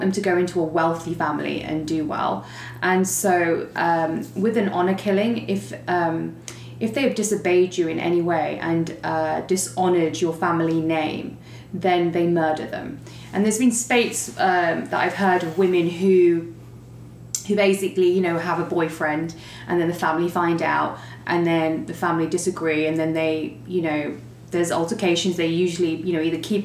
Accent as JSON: {"language": "English", "town": "Leicester", "region": "East Midlands", "country": "United Kingdom", "tie": "born or raised there", "also_born_or_lived": "London, United Kingdom", "moved": "as an adult", "lives_now": "Dallas, United States", "said": "I was born in Leicester, and growing up was pretty tough."}